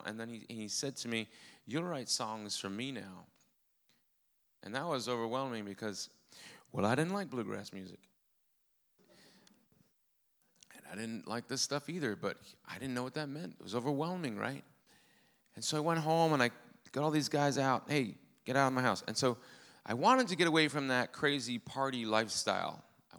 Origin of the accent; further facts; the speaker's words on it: Rhode Island, United States; accent: Rhode Island; even do a Rhode Island accent anymore. It's gone. Lord. Thank you, Lord. Father, Lord, Father. That's my Rhode Island accent.